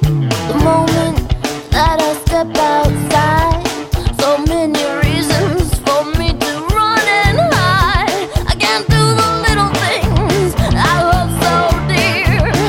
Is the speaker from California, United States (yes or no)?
no; Michigan, United States; You can tell we're from Michigan